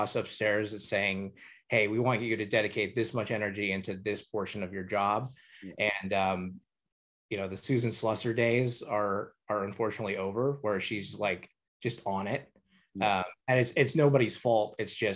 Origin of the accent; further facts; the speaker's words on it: Hayward, California, United States; I grew up in Hayward, which is not very far from Oakland